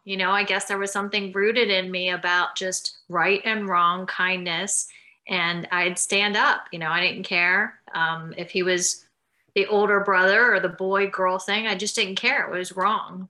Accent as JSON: {"language": "English", "town": "Mount Pleasant", "region": "Pennsylvania", "country": "United States", "tie": "born or raised there", "also_born_or_lived": "Florida / California / New Zealand", "moved": "yes", "said": "I grew up in Mount Pleasant, Pennsylvania, Nowheresville, I like to say, like an out, an hour outside of Pittsburgh"}